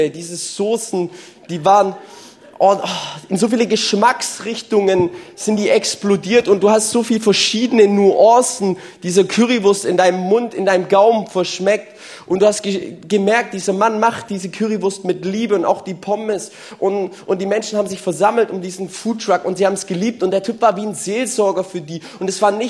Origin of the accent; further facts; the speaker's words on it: Walhausen, Germany; Ich komme ja aus Walhausen und Walhausen, da gelten so andere Gesetze, okay?